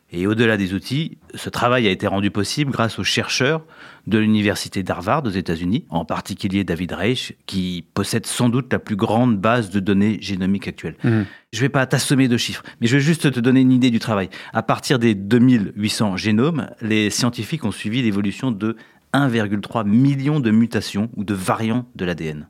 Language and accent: French; France; Chez nous, en France